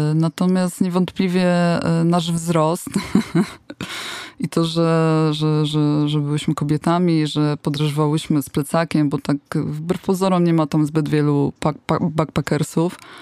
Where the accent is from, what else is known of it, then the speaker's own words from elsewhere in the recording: Poland; skąd jesteśmy, my, że z Polski, czyli from Poland